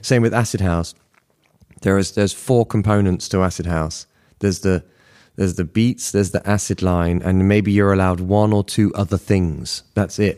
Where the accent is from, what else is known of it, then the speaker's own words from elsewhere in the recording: Bristol, South West England, United Kingdom; I was living by the seaside in the outskirts of Bristol